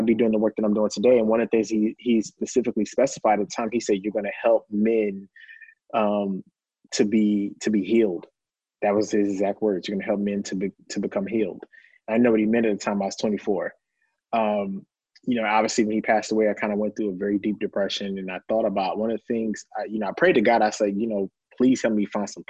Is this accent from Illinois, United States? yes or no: no; Lancaster, Texas, United States; I'm a country boy. I'm from Lancaster, Texas